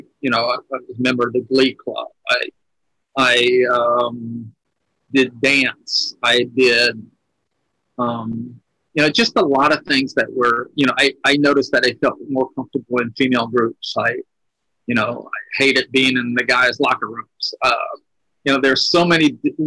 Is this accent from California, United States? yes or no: no; Louisiana, United States; my hometown, because I'm from a very red state. I'm in Louisiana.